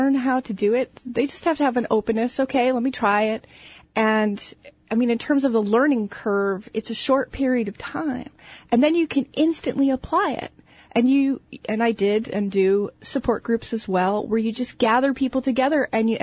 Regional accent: New Jersey, United States; now in Seattle, United States; growing up in New Jersey

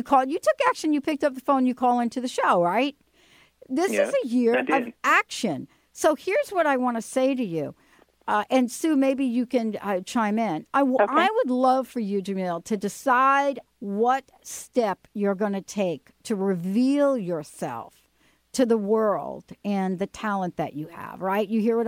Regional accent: New York City, New York, United States; born there; Yeah, I was born in the Bronx.

